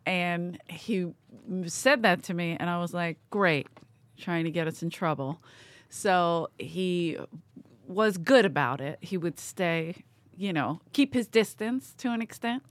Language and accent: English; United States; I'm American.